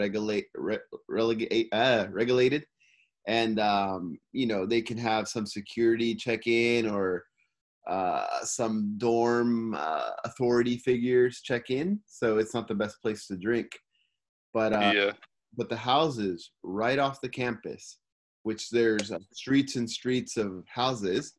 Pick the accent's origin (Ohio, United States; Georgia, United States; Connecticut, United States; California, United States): California, United States; Simi Valley; now in Tokyo, Japan; I'm from Simi Valley, California, and I'm living in Tokyo, Japan.